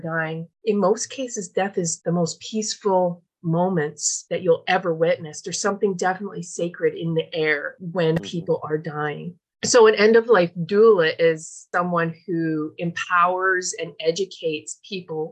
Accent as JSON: {"language": "English", "region": "Newfoundland and Labrador", "country": "Canada", "moved": "as an adult", "lives_now": "British Columbia, Canada", "said": "a 20-something year old feisty Newfoundland girl"}